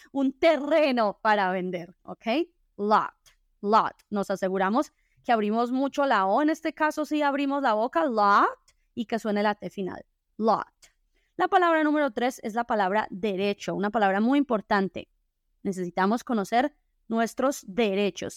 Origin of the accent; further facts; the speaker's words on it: Colombia; en mi país, que es Colombia